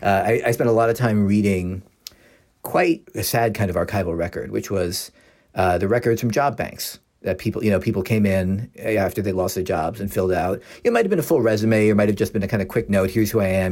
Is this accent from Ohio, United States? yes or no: no; Philadelphia, Pennsylvania, United States; I'm from Philadelphia